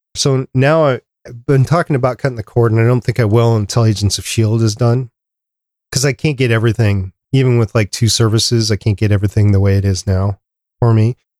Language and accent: English; Minnesota, United States; we're from Minnesota